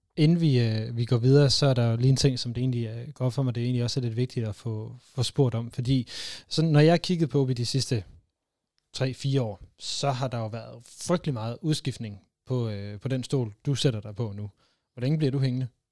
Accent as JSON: {"language": "Danish", "area": "North Jutland", "region": "North Denmark Region", "country": "Denmark", "said": "og så er jeg jo så heroppe fra"}